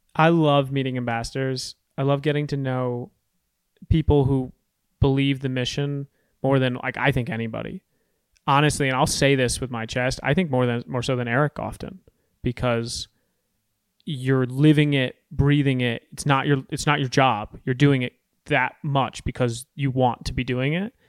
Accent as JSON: {"language": "English", "town": "Storrs", "region": "Connecticut", "country": "United States", "tie": "born or raised there", "said": "I grew up in Storrs, Connecticut"}